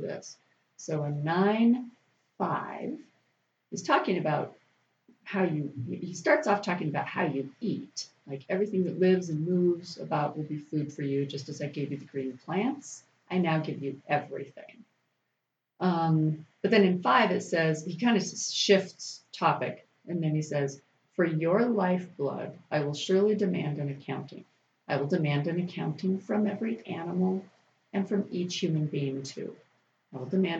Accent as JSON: {"language": "English", "region": "Alaska", "country": "United States", "said": "I'm from Alaska"}